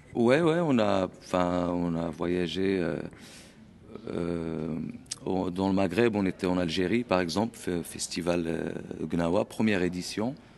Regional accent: Essaouira, Marrakesh-Safi, Morocco; now in France; je suis originaire d'Essaouira, du Maroc.

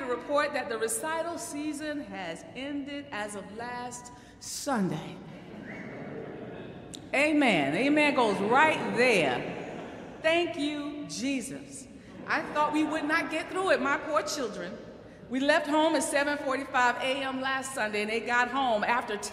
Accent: Cheraw, South Carolina, United States; now in New York City, United States; my hometown

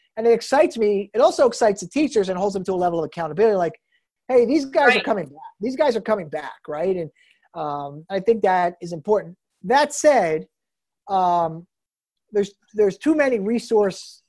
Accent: New Jersey, United States; growing up in New Jersey

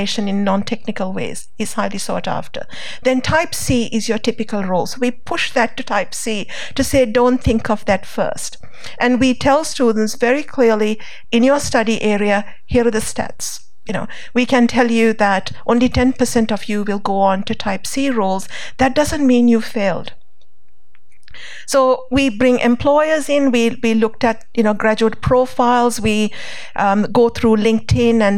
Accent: Sri Lanka; now in Australia; I grew up in Sri Lanka

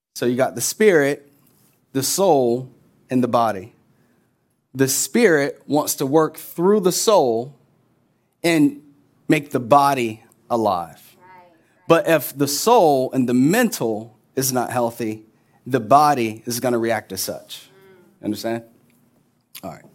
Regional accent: Orlando, Florida, United States; we're from Orlando

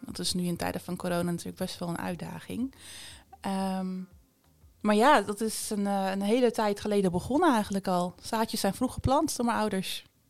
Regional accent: Bergen op Zoom, North Brabant, Netherlands; Ik ben geboren en getogen in Berg op Zoom in Noord-Brabant

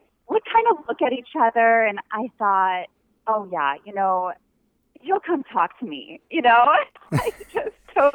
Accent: Pollock Pines, California, United States; moved away as an adult; also born or lived in Provo, Utah; now in Oahu, United States; we're actually both from California

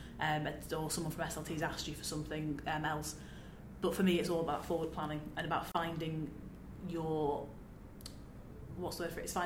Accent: Manchester, North West England, United Kingdom; I'm from Manchester

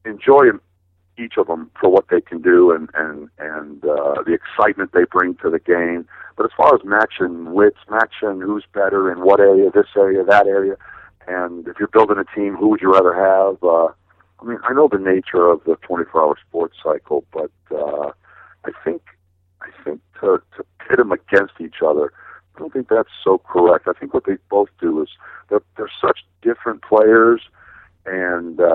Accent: Milwaukee, Wisconsin, United States; I'm from Milwaukee

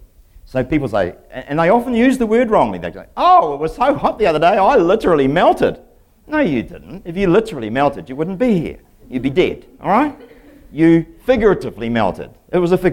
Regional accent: England, United Kingdom; moved away; I'm English myself

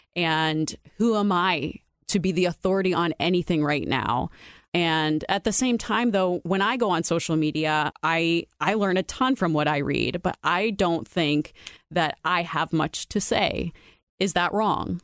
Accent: Youngstown, Ohio, United States; moved away as an adult; also born or lived in Columbus, Ohio; now in Dublin, United States; I grew up in Youngstown in a predominantly black neighborhood, a poor neighborhood.

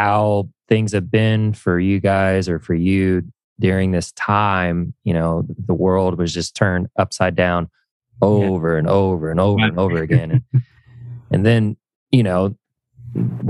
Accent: Indiana, United States; I grew up in Indiana, so very Midwest, blue collar

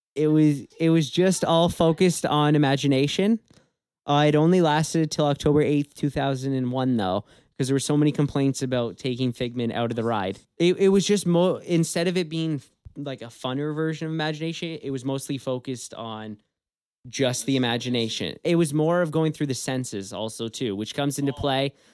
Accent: Canada; we are from Canada

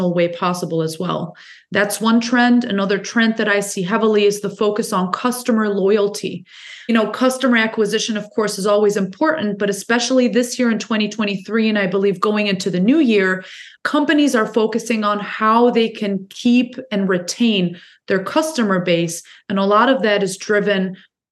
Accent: Germany; now in Detroit, United States; I was born and raised in Germany

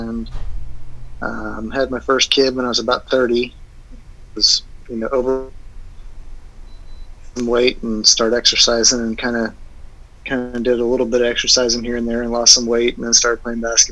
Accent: Houston, Texas, United States; born and raised in Houston, Texas.

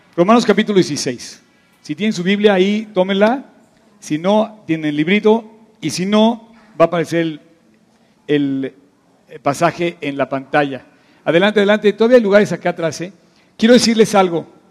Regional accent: Mexico City, Mexico; la urbe a la que nosotros pertenecemos se llama DF

